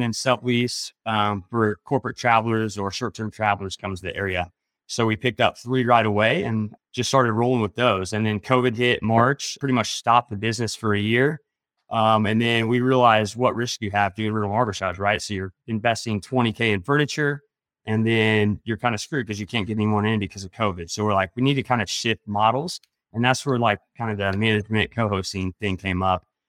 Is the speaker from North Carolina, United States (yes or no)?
no; Indiana, United States; I grew up in Indiana